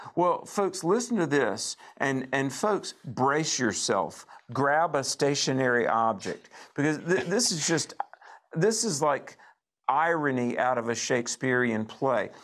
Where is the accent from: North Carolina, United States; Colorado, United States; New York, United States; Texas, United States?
North Carolina, United States; Greensboro; my hometown of Greensboro, North Carolina